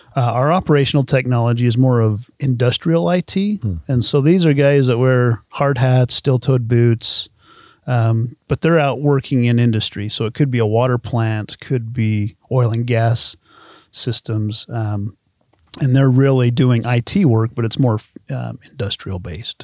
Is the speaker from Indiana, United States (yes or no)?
no; Uinta Basin, Utah, United States; I grew up in the Una Basin.